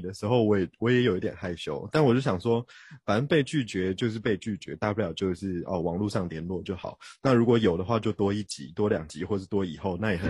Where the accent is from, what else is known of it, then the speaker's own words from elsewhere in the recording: Taipei, Taiwan; 我的父亲是韩国华侨，但是我本身是在呃台湾土生土长的天龙人，台北小孩。那我的妈妈呢，她也是台湾人